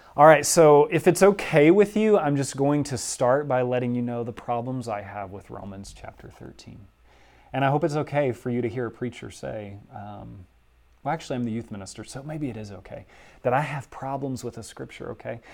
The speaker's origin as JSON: {"language": "English", "region": "Southwest Louisiana", "country": "United States", "tie": "born or raised there", "moved": "yes", "said": "my hometown in Southwest Louisiana"}